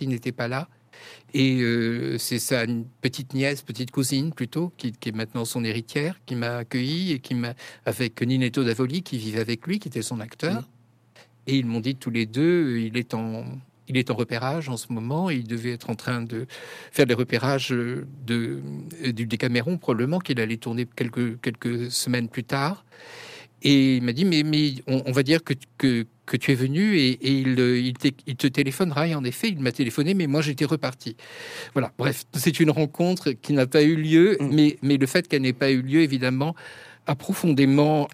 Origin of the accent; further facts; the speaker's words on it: France; je suis français, je ne suis pas italien